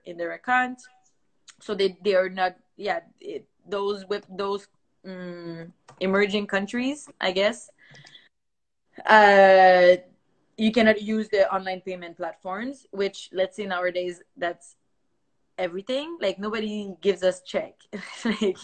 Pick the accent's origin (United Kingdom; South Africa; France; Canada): Canada; Quebec; first language French; English is a second language; we're from Quebec, Canada.